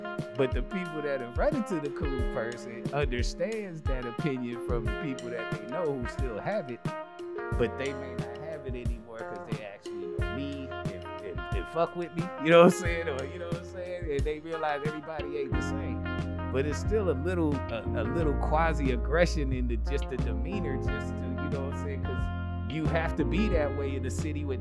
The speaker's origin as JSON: {"language": "English", "region": "New York", "country": "United States", "said": "I'm talking as a New Yorker."}